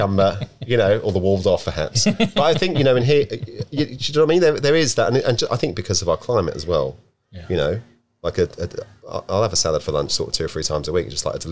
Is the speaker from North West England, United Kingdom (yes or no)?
no; Deal, South East England, United Kingdom; moved away as an adult; also born or lived in Sydney, Australia; now in Byron Bay, Australia; my hometown, which is Deal.